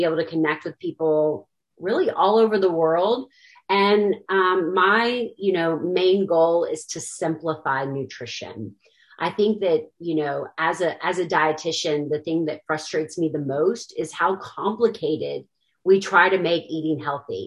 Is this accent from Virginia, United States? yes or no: yes; Williamsburg, Virginia, United States; moved away as an adult; also born or lived in Kentucky; I'm actually from Williamsburg, Virginia. Basically grew up there, then came to the University of Kentucky for college.